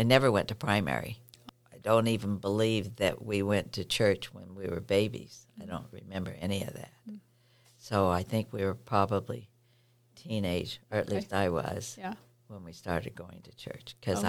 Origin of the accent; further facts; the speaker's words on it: Visalia, California, United States; now in Connell, United States; I grew up in California, a little town called Visalia, and my grandfather was from Portugal, and he came over on as a stowaway.